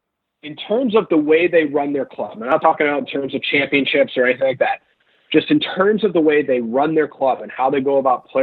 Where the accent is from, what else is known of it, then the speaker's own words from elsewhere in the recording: Chicago, Illinois, United States; I'm from Chicago. Let's do it.